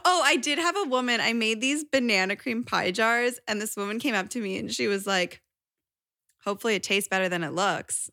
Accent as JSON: {"language": "English", "region": "Connecticut", "country": "United States", "tie": "born or raised there", "moved": "yes", "lives_now": "New York, United States", "said": "I grew up in Connecticut"}